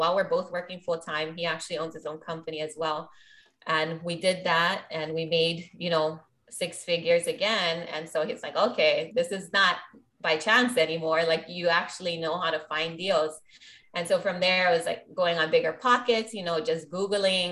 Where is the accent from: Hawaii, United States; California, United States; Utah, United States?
Hawaii, United States; Maui; Born and raised on Maui, invest here.